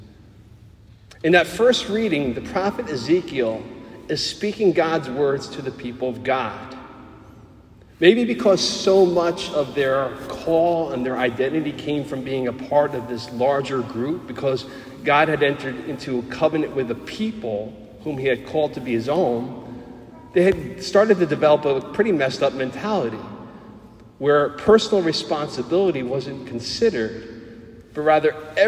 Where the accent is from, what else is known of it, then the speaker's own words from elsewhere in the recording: New Jersey, United States; accent: Jersey; also born or lived in Pennsylvania; Being born and raised and lived my whole life in New Jersey, apart from 4 years in college where I crossed the border into Pennsylvania